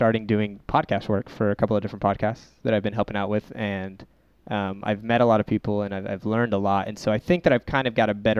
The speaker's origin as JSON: {"language": "English", "town": "Houston", "region": "Texas", "country": "United States", "moved": "as an adult", "lives_now": "Los Angeles, United States", "said": "I am originally from Houston"}